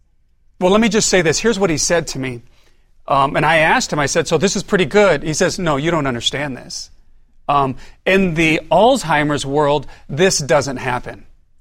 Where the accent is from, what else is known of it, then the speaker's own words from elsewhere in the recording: California, United States; also born or lived in Philippines / Rapid City, South Dakota; I was born and raised in California.